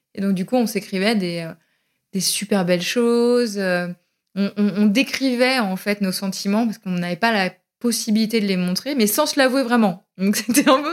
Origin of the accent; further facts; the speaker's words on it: Berry, Centre-Val de Loire, France; also born or lived in Pouligny-Saint-Pierre; now in Paris, France; je suis originaire du Berry